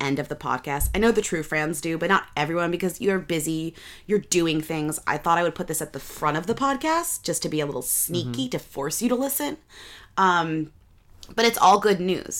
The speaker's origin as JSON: {"language": "English", "town": "Boston", "region": "Massachusetts", "country": "United States", "tie": "born or raised there", "said": "Boston, my hometown."}